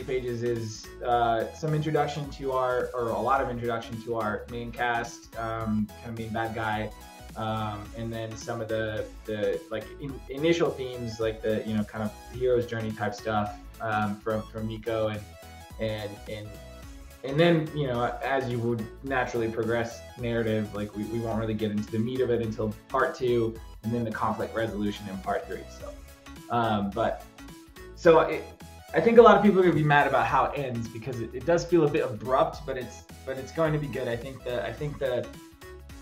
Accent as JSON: {"language": "English", "country": "Bosnia & Herzegovina", "tie": "born or raised there", "said": "my hometown in Bosnia"}